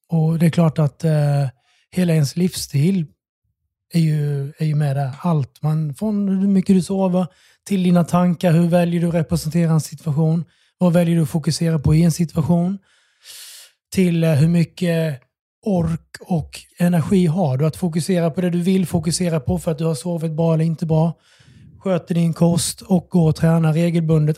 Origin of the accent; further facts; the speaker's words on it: Bromölla, Skåne, Sweden; moved away as an adult; also born or lived in Oslo, Norway / Melbourne, Australia; now in Stockholm, Sweden; Jag är från Skåne